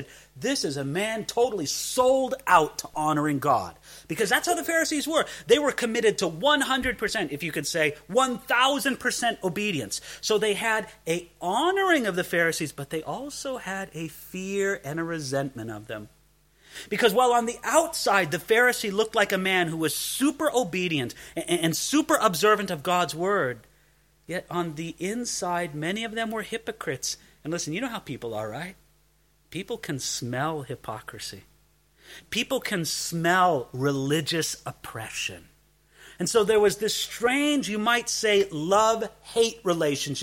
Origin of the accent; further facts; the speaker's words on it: Southern California, United States; I come from Southern California